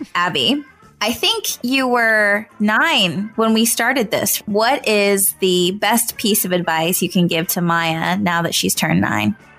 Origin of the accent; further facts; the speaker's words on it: California, United States; I grew up in California